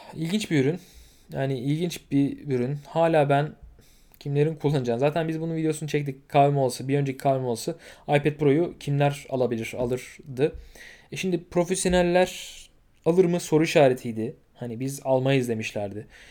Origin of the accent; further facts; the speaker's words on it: Turkey; biz Türküz.